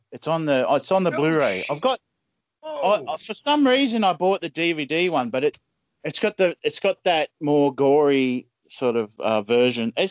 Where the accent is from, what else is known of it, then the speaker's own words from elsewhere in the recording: Australia; I'm an Aussie man.